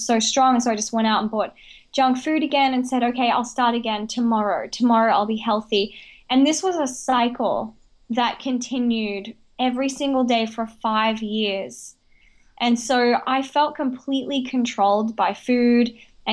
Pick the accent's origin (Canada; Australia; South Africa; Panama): Australia; also born or lived in Brisbane; I was born and raised in Australia, and I was actually raised with the Indigenous people in Outback Australia